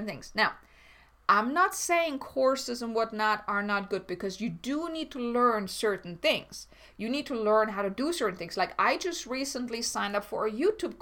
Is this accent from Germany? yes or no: yes; Germany; moved away; I'm from Germany